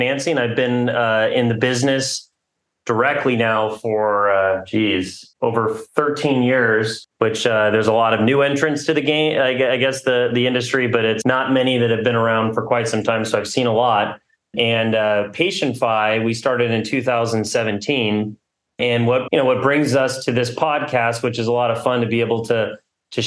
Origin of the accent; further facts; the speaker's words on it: Southern California, United States; moved away as an adult; also born or lived in New York City / New Haven; I'm a local, born and raised in Southern California